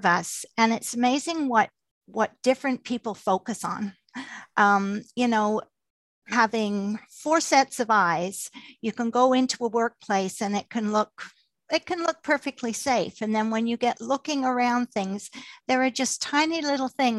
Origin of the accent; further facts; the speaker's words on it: England, United Kingdom; moved away; I was born in England